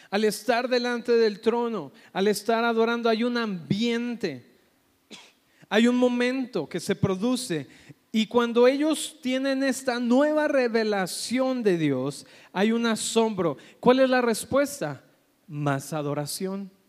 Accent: Colombia; moved away; Es que vengo de Colombia, ¿verdad? Y por eso estoy hablando así.

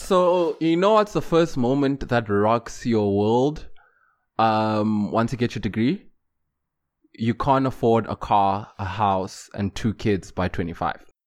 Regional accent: Johannesburg, Gauteng, South Africa; moved away; I'm from Joburg, so I could, even to this day, if life doesn't work out, I can still go back home

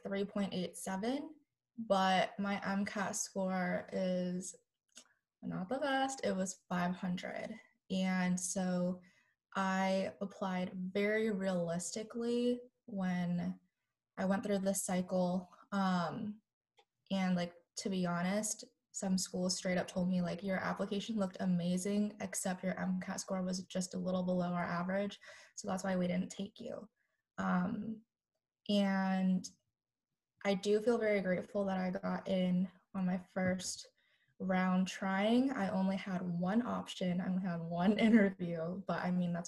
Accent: Arizona, United States; moved away as an adult; now in South Carolina, United States; I'm originally from Arizona, but I've moved over to South Carolina to go to medical school

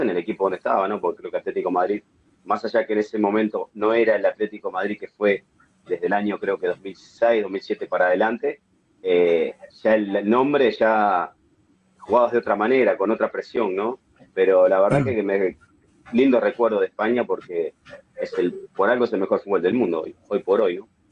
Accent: Uruguay; moved away as an adult; also born or lived in Switzerland

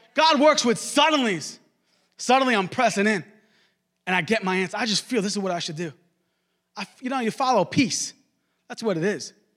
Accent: Long Island, New York, United States; I grew up in Long Island, New York

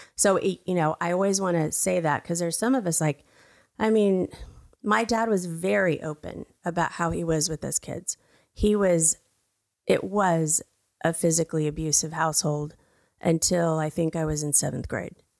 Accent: Brownwood, Texas, United States; moved away; also born or lived in Mexico; I was born in Brownwood, Texas. I'm a United States citizen

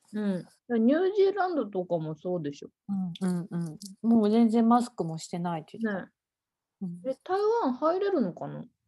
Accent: Setouchi, Seto Inland Sea area, Japan; now in Tokyo, Japan; うちのさ実家の瀬戸内

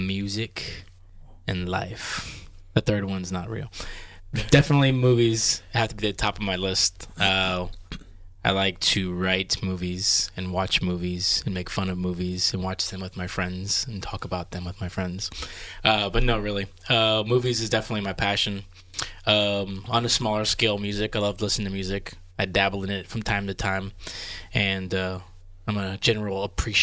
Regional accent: Texas, United States; I'm from Texas.

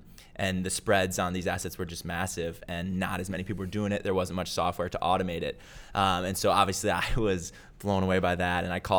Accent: Minneapolis, Minnesota, United States; So I am originally from Minneapolis, Minnesota. Okay. So grew up there and then went to school at the University of Wisconsin

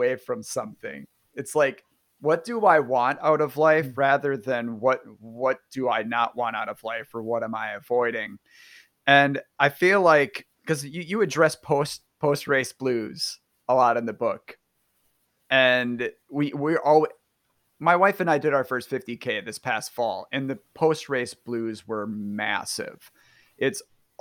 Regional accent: Northeastern Wisconsin, United States; I grew up in Northeastern Wisconsin

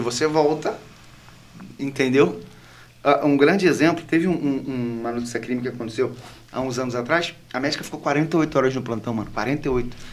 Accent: Angra dos Reis, Rio de Janeiro, Brazil; moved away as an adult; also born or lived in Barra; Quando eu vim para cá, eu vim de Angra. Eu sou angrense

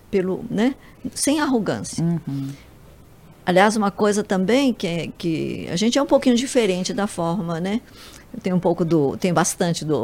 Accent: Japan; now in Brazil; Eu sou japonesa, tenho a paciência oriental um pouco

